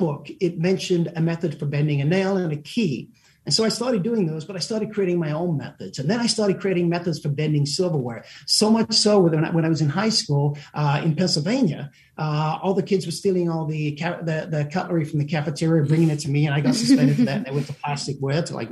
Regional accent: South Africa; moved away; also born or lived in England; We immigrated to South Africa.

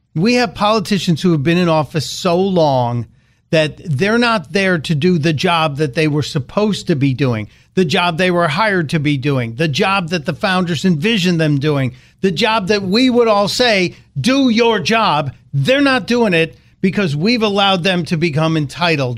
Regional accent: Chicago, Illinois, United States; growing up in Chicago

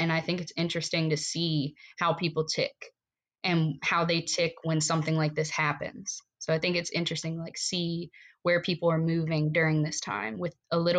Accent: Virginia, United States; moved away as an adult; now in Ocean Pines, United States; went to Virginia, lived out there for 10 years

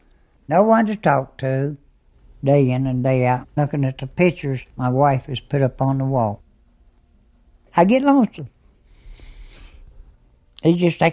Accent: Pigeon Roost Hollow, West Virginia, United States; I was born here in Pigeon Roost Holler.

